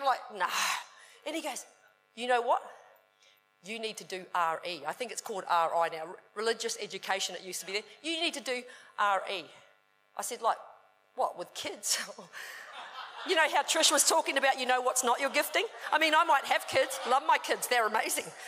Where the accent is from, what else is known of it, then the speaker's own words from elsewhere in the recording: New Zealand; I was brought up in New Zealand